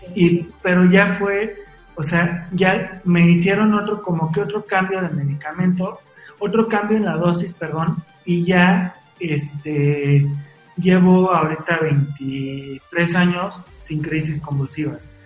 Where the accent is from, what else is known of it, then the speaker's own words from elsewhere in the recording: Mexico City, Mexico; also born or lived in Puebla; yo nací en la Ciudad de México